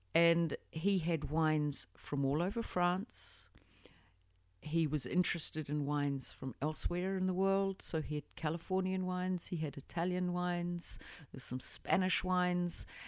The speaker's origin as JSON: {"language": "English", "country": "New Zealand", "tie": "born or raised there", "said": "I grew up in New Zealand, um, went to university in Otago"}